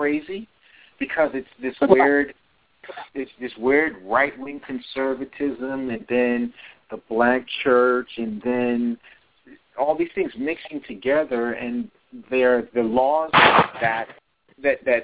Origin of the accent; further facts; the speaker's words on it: Florida, United States; my home state